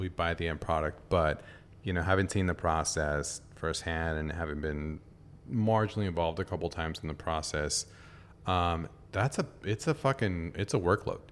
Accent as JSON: {"language": "English", "town": "San Diego", "region": "California", "country": "United States", "tie": "born or raised there", "moved": "yes", "lives_now": "Tokyo, Japan", "said": "my hometown, San Diego"}